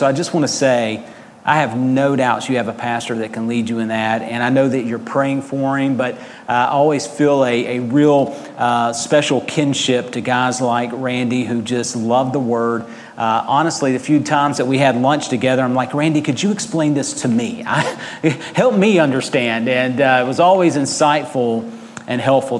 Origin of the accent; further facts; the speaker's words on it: United States; moved away; also born or lived in Georgia, United States / Mississippi, United States / Arkansas, United States; I grew up in Georgia and Mississippi, and now Arkansas a little bit as well